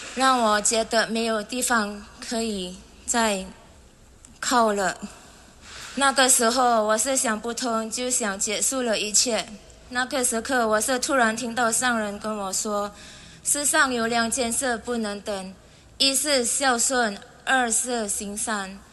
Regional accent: Indonesia; 我是从一年来的

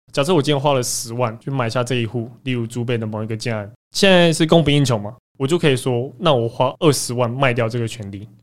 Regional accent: Taiwan; 我们台湾人不愿意做这个工作

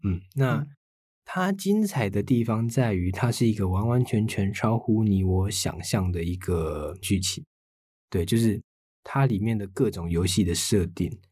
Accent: Taiwan; 身为台湾人的我们

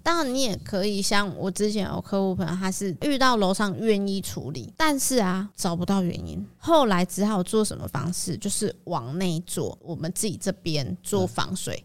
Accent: Taiwan; 可是像一般我们台湾人，大部分其实都还是有在拿香拜拜的

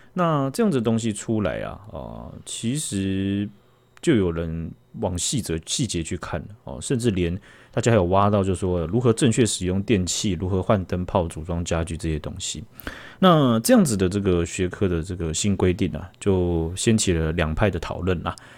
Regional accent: Taiwan; 我们台湾人

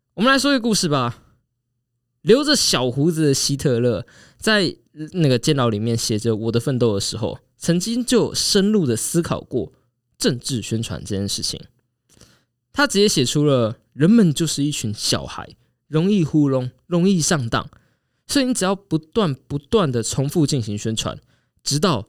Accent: Taiwan; 虽然我们台湾人都在火美国大选

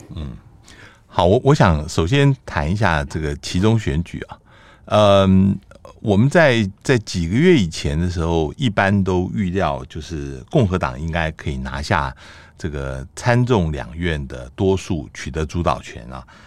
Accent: Taiwan; 我们台湾

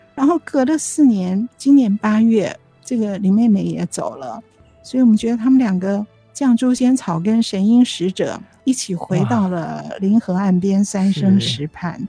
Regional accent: Taiwan; also born or lived in Zhejiang (ancestral); 因为那个时候我在读小学，我们在台湾嘛

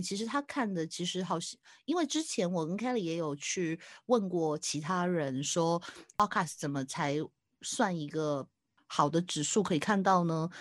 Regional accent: Hong Kong; 我是香港的

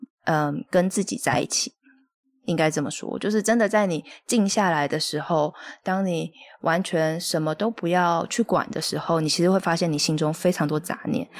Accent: Hualien, Hualien County, Taiwan; also born or lived in Taipei; 我那时候是本来就要去打工度假，然后我从台北搬回花莲，然后想说啊，暑假也没事，就打个工好了

